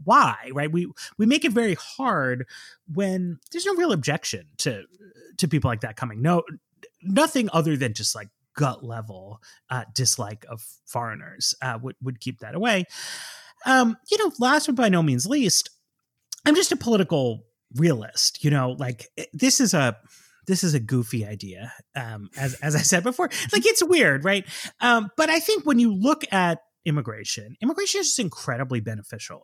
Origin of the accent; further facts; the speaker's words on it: New York City, New York, United States; I grew up in Manhattan